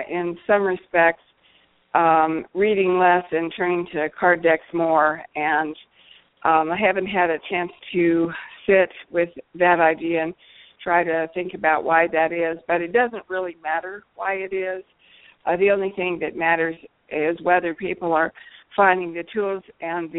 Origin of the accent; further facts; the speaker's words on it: United States; also born or lived in Texas / Central Missouri; I grew up in Texas and Central Missouri